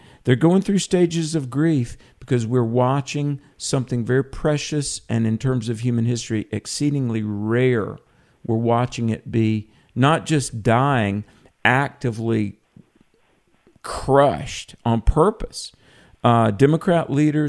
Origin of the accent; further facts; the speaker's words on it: the South, United States; when I was growing up in the South